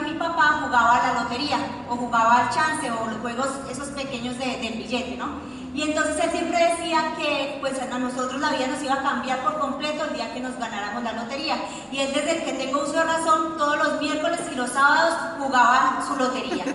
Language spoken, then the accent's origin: Spanish; Colombia; nosotros pues nacimos en un pueblo, en Colombia